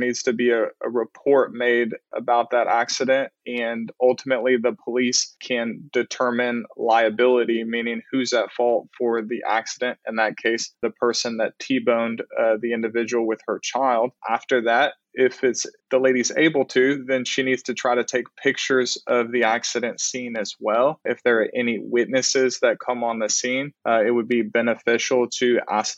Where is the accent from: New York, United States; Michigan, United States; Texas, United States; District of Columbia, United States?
Texas, United States; Canton; I grew up in Canton, Texas, a really small town about an hour east of Dallas